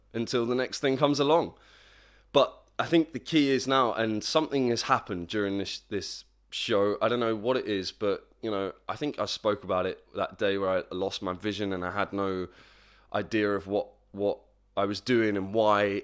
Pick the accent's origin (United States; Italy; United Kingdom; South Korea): United Kingdom; Plymouth, South West England; moved away; my hometown, P-town, Plymouth, not Portsmouth, Plymouth.